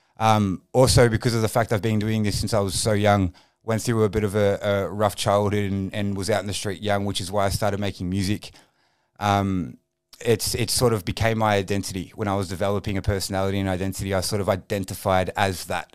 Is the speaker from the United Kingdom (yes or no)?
no; Frankston, Victoria, Australia; I grew up in the Southeast. I'm a Frankston boy